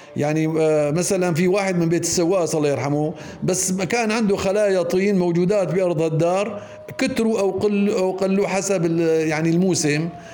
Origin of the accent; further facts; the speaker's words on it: Deir Sita, Idlib Governorate, Syria; moved away; also born or lived in Aleppo; نحن يوم كنا صغار ضيعتنا ما كان فيها مدرسه فكنا نضطر ننزل على مدارس اخرى مثل مدرسه حربنوش مثل كفر عروق درسنا الاعداديه بمدرسه كله ثم الثانويه بمعره مصرين